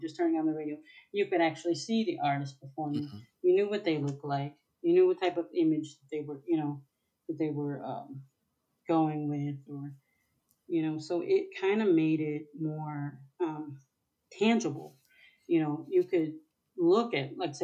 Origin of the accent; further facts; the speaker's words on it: Minneapolis, Minnesota, United States; I'm from the principality, so that's where Prince is from